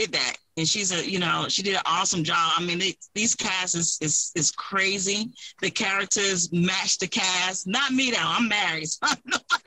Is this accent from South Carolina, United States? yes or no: yes; South Carolina, United States; also born or lived in Queens; now in Duluth, United States; born South Carolina, raised, but I've been in Duluth, Georgia for 12 years now